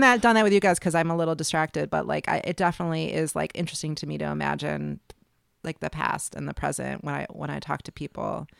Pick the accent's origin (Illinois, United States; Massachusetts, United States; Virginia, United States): Illinois, United States; Chicago; born or raised there; also born or lived in New York; now in New Orleans, United States